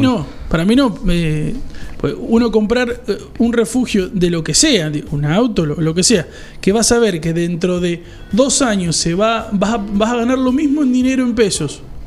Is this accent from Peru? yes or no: no; Argentina; somos Argentina y somos un entramado diferente a otros lados